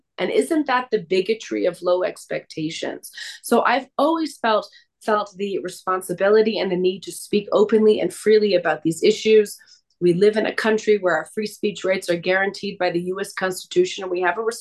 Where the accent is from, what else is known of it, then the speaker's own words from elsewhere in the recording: Canada; I was born and raised in Canada.